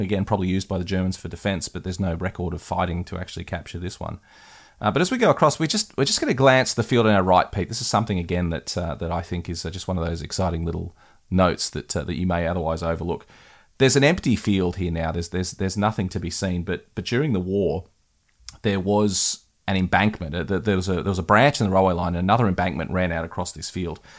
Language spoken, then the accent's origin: English; West Wyalong, New South Wales, Australia; my hometown of West Wylam